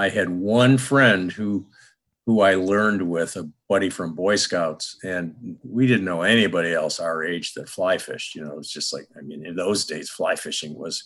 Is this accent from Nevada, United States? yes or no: no; Rochester, New York, United States; I grew up outside of Rochester, New York